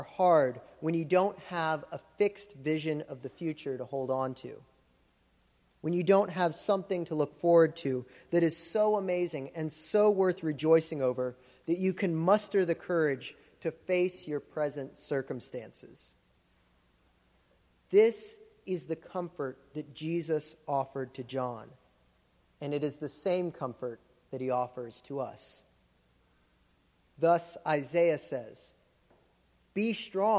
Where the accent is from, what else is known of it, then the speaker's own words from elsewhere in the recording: Florida, United States; moved away; I grew up in Florida, which is like the theme park